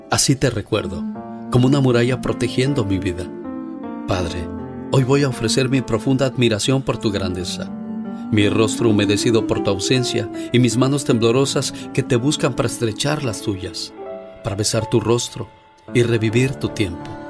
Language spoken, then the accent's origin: Spanish; Puebla, Mexico; moved away; Yo soy... salí de Puebla.